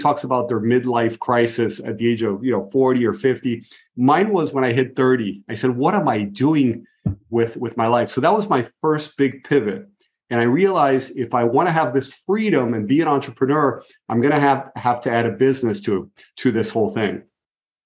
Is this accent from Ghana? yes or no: no; Brazil; moved away; also born or lived in Buenos Aires, Argentina; I grew up in Brazil, so I'm fluent in Portuguese.